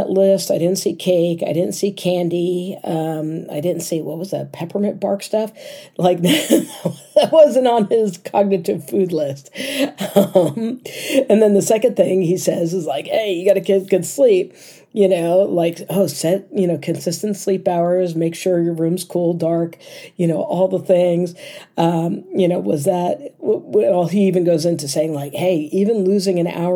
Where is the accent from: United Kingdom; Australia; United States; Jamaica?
United States; As an American